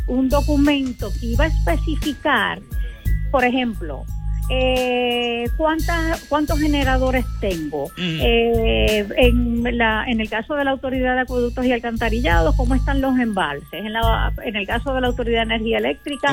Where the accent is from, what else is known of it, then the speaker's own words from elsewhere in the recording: Puerto Rico; como puertorriqueña